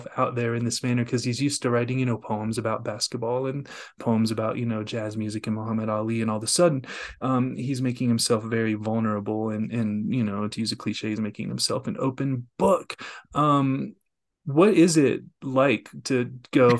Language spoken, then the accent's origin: English; the South, United States; I'm from the South